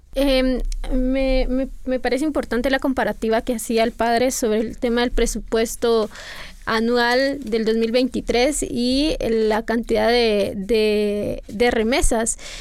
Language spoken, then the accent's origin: Spanish; Guatemala; las personas que somos ciudadanas guatemaltecas